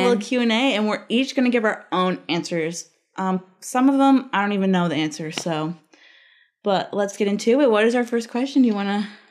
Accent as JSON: {"language": "English", "town": "Labrador City", "region": "Newfoundland and Labrador", "country": "Canada", "tie": "born or raised there", "moved": "yes", "said": "back home in labrador I'm from Labrador"}